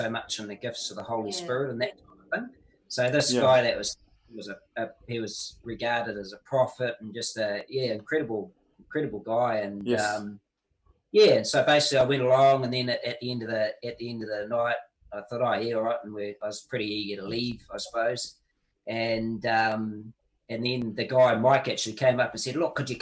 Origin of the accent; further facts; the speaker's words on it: New Zealand; as a Kiwi